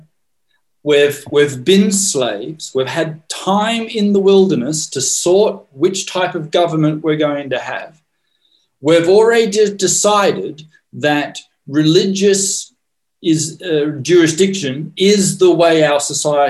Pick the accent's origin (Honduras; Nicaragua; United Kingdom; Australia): Australia; moved away; I grew up in Australia in the monarchy.